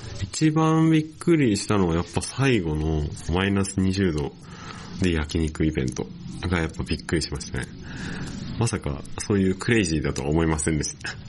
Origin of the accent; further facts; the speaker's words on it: Yokosuka, Kanagawa, Japan; 神奈川県横須賀市出身